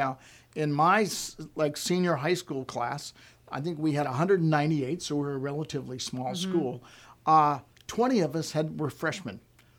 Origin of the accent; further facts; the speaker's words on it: Coronado, California, United States; You know, growing up in Coronado, and it was basically a military town, so almost every single person in the school was the military.